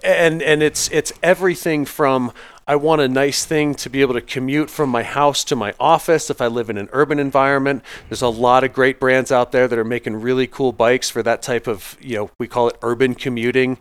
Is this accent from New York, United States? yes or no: no; Vail, Colorado, United States; I grew up out here in Vail, Colorado